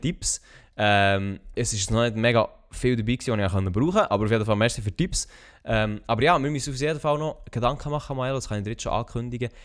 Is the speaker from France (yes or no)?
no; Switzerland; als Schweizer, der kein Französisch kann